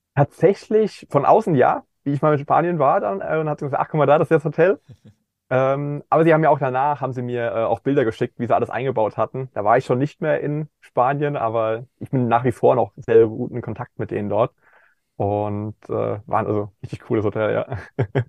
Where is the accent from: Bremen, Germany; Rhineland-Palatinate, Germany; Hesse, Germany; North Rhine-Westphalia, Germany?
Rhineland-Palatinate, Germany; Kaiserslautern area; im ländlichen Bereich, wo ich aufgewachsen bin, in der Ecke Kaiserslautern